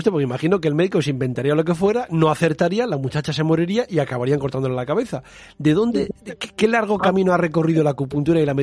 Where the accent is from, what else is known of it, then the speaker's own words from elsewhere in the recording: León area, Castile and León, Spain; en mi pueblo y en muchos pueblos de la zona de León